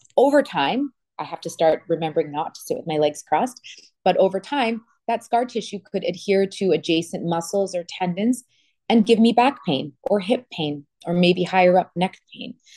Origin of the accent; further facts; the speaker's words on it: Canada; also born or lived in Toronto, Canada; now in Miami, United States; I'm from Canada.